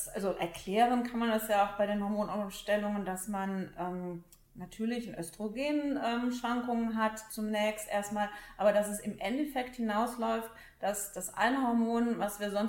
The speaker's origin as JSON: {"language": "German", "town": "Cologne", "region": "North Rhine-Westphalia", "country": "Germany", "said": "weil ich bin ja Kölnerin."}